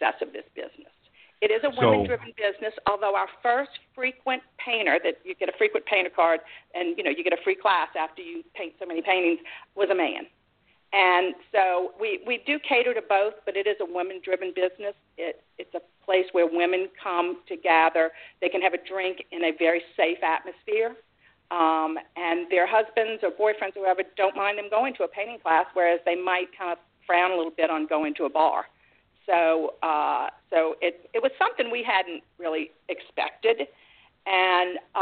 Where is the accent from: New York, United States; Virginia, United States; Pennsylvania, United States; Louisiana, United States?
Louisiana, United States; Mandeville; I was from Mandeville.